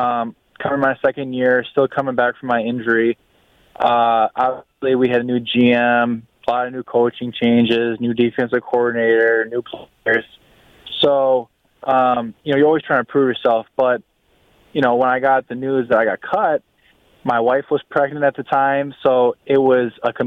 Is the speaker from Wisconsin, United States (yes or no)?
yes; Wisconsin, United States; moved away as an adult; my whole entire career I played in Wisconsin. I grew up in Wisconsin, played high school ball there, went to the University of Wisconsin, then got drafted in Green Bay. So Wisconsin was all that I knew